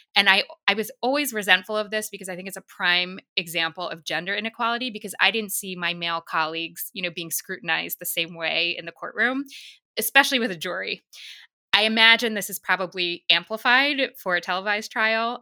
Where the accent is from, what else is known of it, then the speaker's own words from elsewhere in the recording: New York City, New York, United States; As a New Yorker